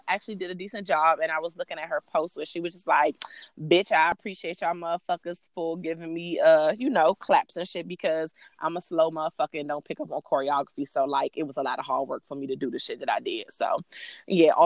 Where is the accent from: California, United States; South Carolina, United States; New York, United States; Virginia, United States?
Virginia, United States; Alexandria; I'm from Northern Virginia